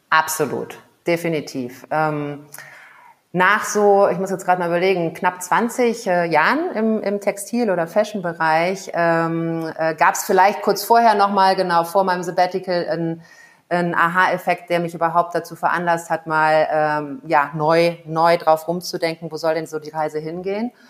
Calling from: Kigali, Rwanda; Ich äh, bin zugeschaltet aus äh, Kigali, das ist die Hauptstadt äh, von Ruanda liegt in ähm, Ostafrika, ist äh, ja ein bisschen kleiner als Belgien.

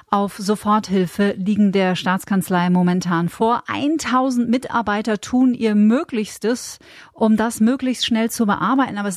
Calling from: Kümmersbruck, Bavaria, Germany; ich komme aus Kümmersbruck

